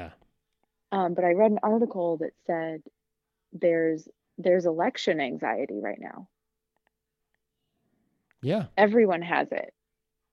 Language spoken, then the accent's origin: English; Midwest, United States; moved away; I am from the Midwest